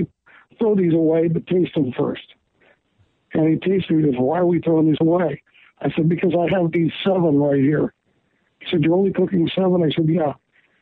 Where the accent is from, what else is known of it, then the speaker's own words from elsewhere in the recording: California, United States; we're from California